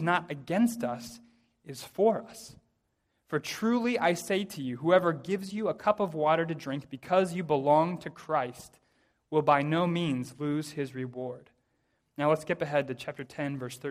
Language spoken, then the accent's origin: English; United States; I say this as an American, pretty typically American